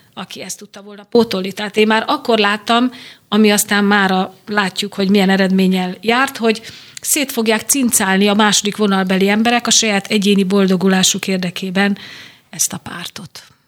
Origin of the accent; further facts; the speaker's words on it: Veszprém, Veszprém County, Hungary; a szülővárosomban megméretem magam